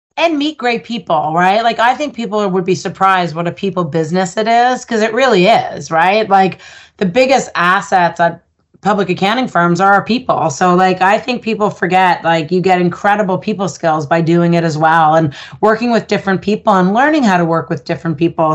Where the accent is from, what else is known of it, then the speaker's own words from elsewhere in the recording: Ottawa, Ontario, Canada; I grew up in Ottawa